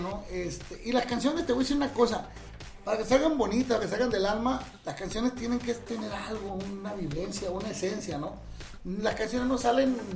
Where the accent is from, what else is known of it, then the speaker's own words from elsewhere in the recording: Caborca, Sonora, Mexico; now in Michoacán, Mexico; Yo soy de Caborca, Sonora, pero radico en Michoacán